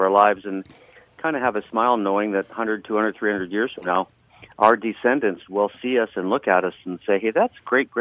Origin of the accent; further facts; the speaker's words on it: Canada; I'm from the north of the 60s, so I'm a Canadian